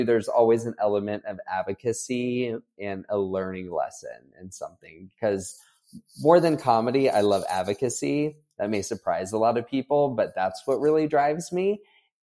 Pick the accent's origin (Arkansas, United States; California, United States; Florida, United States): Florida, United States; moved away as an adult; also born or lived in Texas; growing up in Florida, I had grown up going on cruises